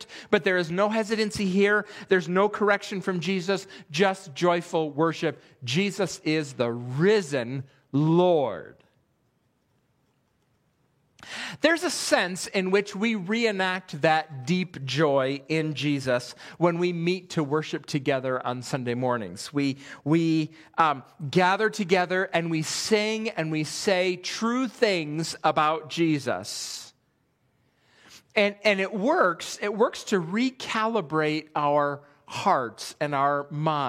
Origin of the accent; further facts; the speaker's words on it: Western New York, United States; also born or lived in Pennsylvania; now in Millersville, United States; I grew up in Western New York